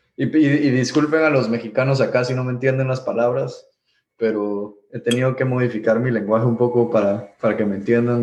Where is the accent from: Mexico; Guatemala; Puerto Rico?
Guatemala; moved away as an adult; also born or lived in Miami; crecimos en Guatemala